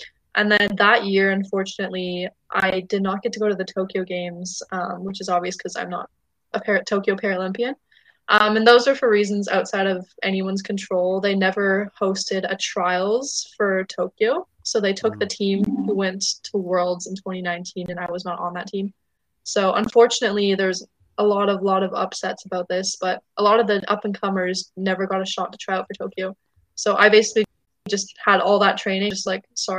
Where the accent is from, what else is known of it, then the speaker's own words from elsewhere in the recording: Surrey, British Columbia, Canada; I'm from Surrey